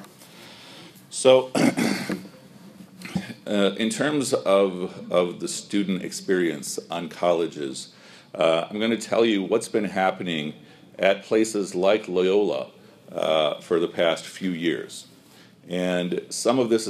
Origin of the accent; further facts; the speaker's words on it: Chicago, Illinois, United States; I grew up here in Chicago, you know, for mashallah more than 40 years